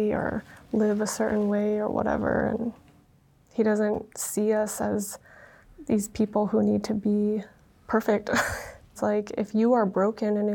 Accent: Utah, United States; first language Vietnamese; English is a second language; growing up in Utah, I was very much exposed to the LDS culture

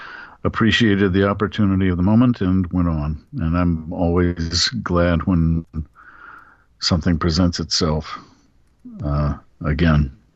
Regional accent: Atlanta, Georgia, United States; now in Bay Area, United States; when I was growing up in Georgia, in Atlanta

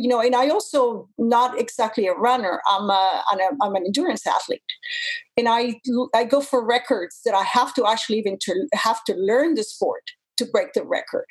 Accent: Mexico; moved away as an adult; also born or lived in Japan; now in Canada; growing up in the lands of the cartels

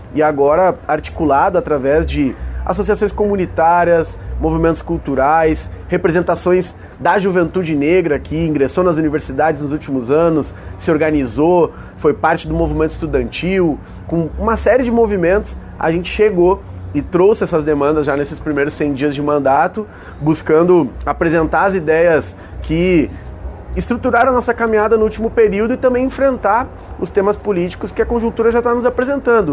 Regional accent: Rio Grande do Sul, Brazil

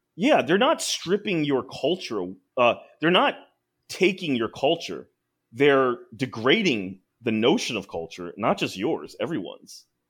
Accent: United States; we, as second gen, as American-born Asians

